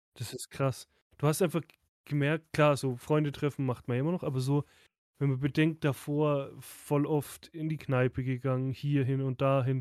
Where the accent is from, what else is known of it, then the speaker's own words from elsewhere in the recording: Southern Germany, Germany; Bei uns im Süden